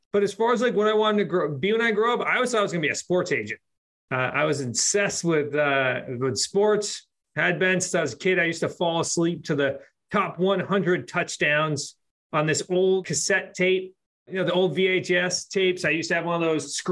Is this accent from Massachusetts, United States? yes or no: yes; Worcester, Massachusetts, United States; we grew up in Central Mass